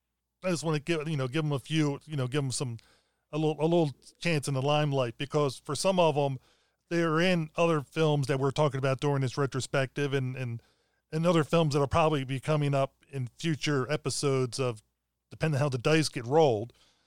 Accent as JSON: {"language": "English", "region": "East Coast", "country": "United States", "said": "I'm from the East Coast."}